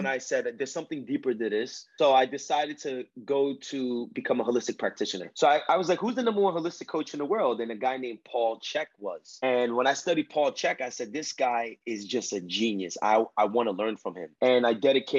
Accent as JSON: {"language": "English", "region": "New York area", "country": "United States", "accent": "Spanish from the Bronx", "said": "I'm from the New York area"}